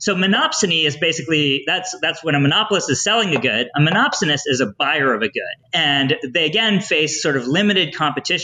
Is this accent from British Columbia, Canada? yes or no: no; Newfoundland and Labrador, Canada; I'm from Newfoundland